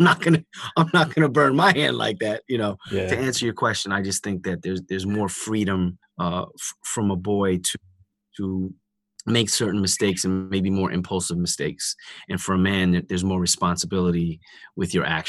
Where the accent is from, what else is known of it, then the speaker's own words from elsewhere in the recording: New York City, New York, United States; also born or lived in Indiana; I was raised in New York by a single mom